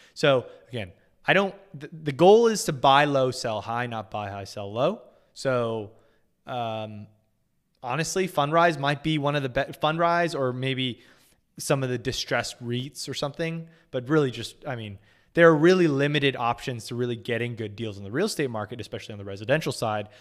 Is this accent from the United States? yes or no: yes; California, United States; moved away; I grew up in California